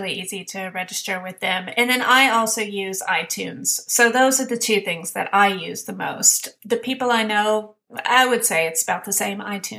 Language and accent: English; Sweden; English is a second language; So I just always say, I don't live in this country. Oh, where are you from? I'm from Sweden. Oh, your English is very good. Thank you.